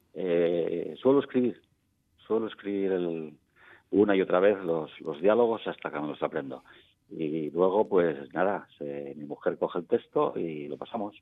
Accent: Navia, Asturias, Spain; Yo nací en Navia

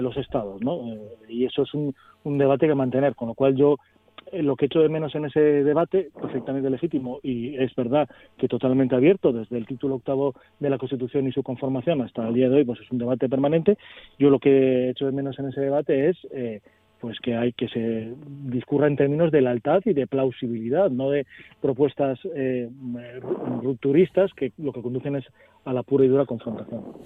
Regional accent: Asturias, Spain; tanta legitimidad tenemos nosotros como asturianos

